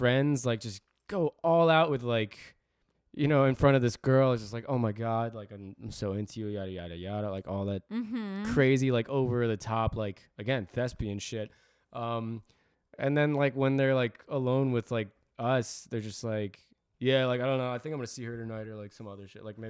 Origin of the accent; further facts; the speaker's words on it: New Jersey, United States; I always say I'm from Jersey, even when someone from New York asks.